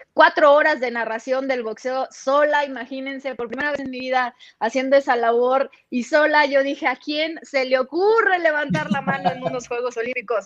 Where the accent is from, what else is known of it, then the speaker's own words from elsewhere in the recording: Los Mochis, Sinaloa, Mexico; accent: norteño; moved away as an adult; now in Mexico City, Mexico; soy de los Mochis, Sinaloa